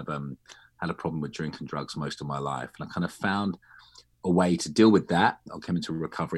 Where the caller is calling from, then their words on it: East of England, United Kingdom; I'm in North London. Well, just outside North London. It's just into Hertfordshire, which is kind of like fake countryside.